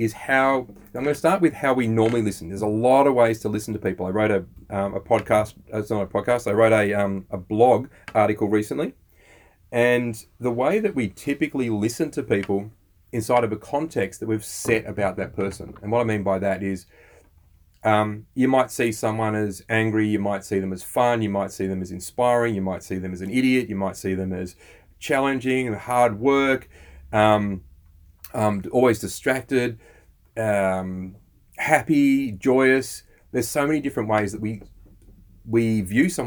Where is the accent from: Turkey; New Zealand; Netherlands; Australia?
Australia; We're Aussie blokes, we're dads and we're entrepreneurs